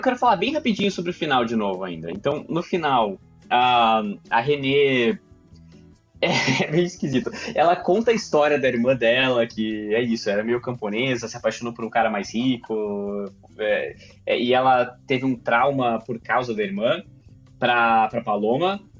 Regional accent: Brazil; nós, como brasileiros

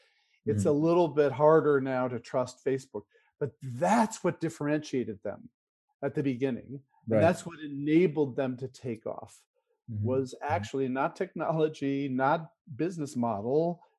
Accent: California, United States; So, you know, growing up in Silicon Valley, innovation was all about technology, right?

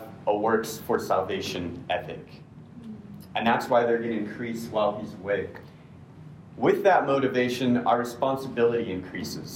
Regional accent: United States; as an American male

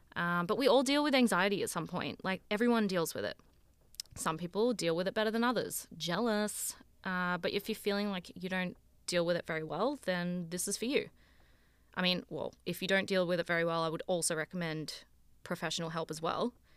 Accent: Sydney, New South Wales, Australia; moved away as an adult; now in Toronto, Canada; I'm from Sydney in Australia, um, but I'm currently living in Toronto.

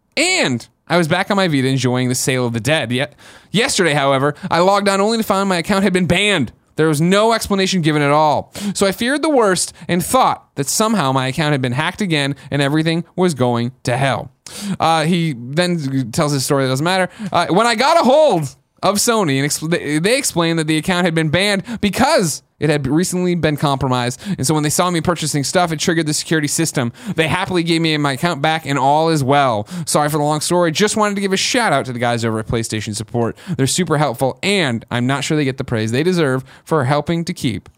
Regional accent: New England, United States; I'm from New England.

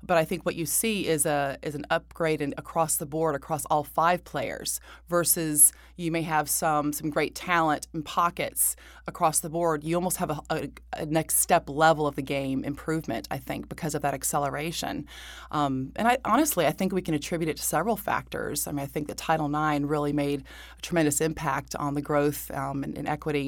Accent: Buffalo, New York, United States; born there; And then I was born in Buffalo with the Buffalo Braves when he had his best years, I would say, as a player. And I was born there.

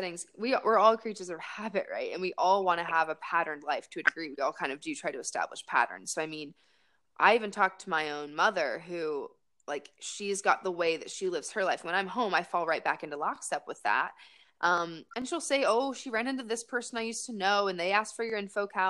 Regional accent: Raleigh, North Carolina, United States; also born or lived in Winston-Salem, North Carolina; my homegirls from growing up in Raleigh

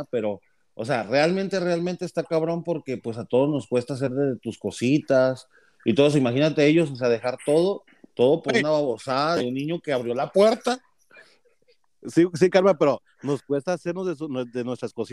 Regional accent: Mexico; Así, así mi español esté bien jodido y todo, o sea, yo, soy más mexicano.

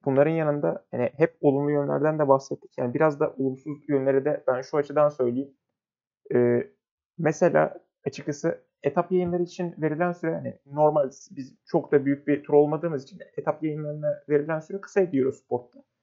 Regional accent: Turkey; memleketimiz Türkiye'den

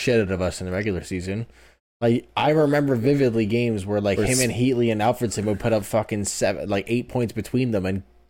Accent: Toronto, Ontario, Canada; we're from Toronto

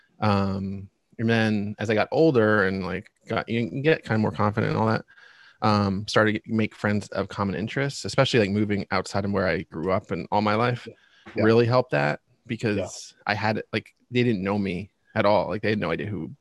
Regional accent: Reading, Pennsylvania, United States; I'm born and raised in Reading, Pennsylvania

